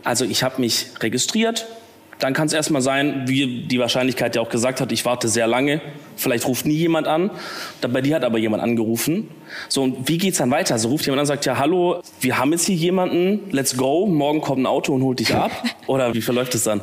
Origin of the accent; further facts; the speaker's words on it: Swabia, Baden-Württemberg, Germany; accent: Swabian; now in Cologne, Germany; man kann es vielleicht ein bisschen hören, eigentlich ein Schwabe